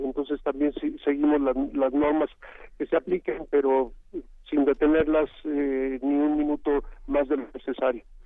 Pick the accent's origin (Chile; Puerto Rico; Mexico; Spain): Mexico; todos somos mexicanos y mexicanas